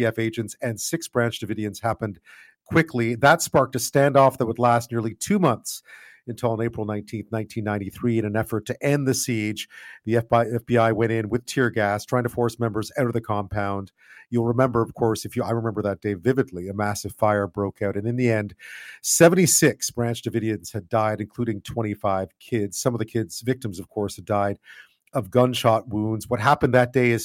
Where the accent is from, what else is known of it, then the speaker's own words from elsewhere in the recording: Canada; a Canadian